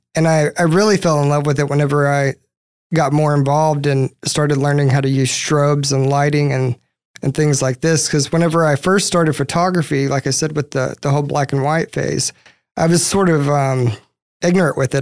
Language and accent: English; East Texas, United States; I'm from East Texas originally